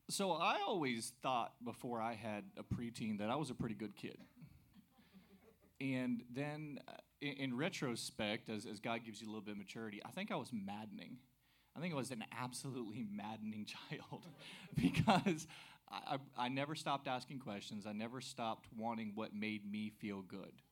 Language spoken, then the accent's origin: English; Greenville, South Carolina, United States; born there; also born or lived in New Mexico / Nebraska / Florida; So originally uh, born in Greenville, South Carolina. Yeah, we moved around a lot, so spent time in New Mexico, Nebraska, South Florida.